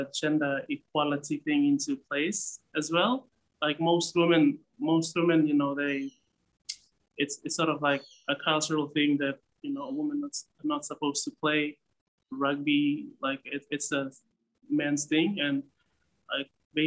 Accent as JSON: {"language": "English", "region": "Papua New Guinea highlands", "country": "Papua New Guinea", "tie": "born or raised there", "moved": "as an adult", "lives_now": "Australia", "said": "I was born in Nipah, and yeah, my dad was a police officer there. It was a station commander at the place. Like I grew up in the highlands"}